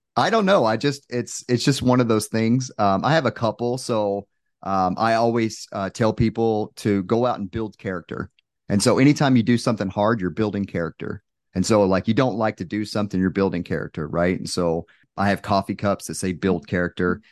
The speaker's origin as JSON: {"language": "English", "region": "Texas", "country": "United States", "moved": "yes", "said": "I'm originally from Texas, so my family came out"}